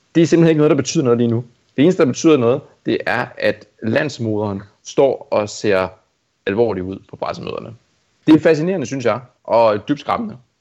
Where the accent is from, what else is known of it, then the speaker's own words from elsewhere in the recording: Amager, Capital Region of Denmark, Denmark; jeg er vokset op på Amager